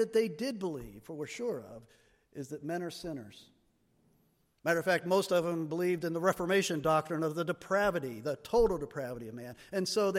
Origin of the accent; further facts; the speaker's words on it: United States; we Americans